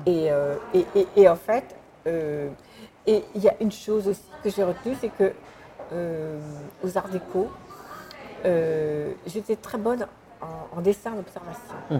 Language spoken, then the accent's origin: French; Sainte-Adresse, Normandy, France; je, suis née à Sainte-Adresse, sous les, ciels de, de Boudin